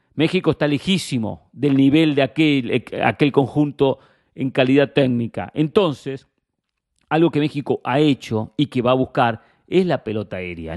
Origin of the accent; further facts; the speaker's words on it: Argentina; Como argentino